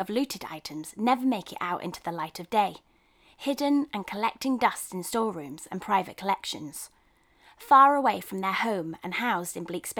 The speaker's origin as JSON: {"language": "English", "country": "Nigeria", "said": "As a Nigerian, I was astonished to learn that such a large collection was held in the British Museum"}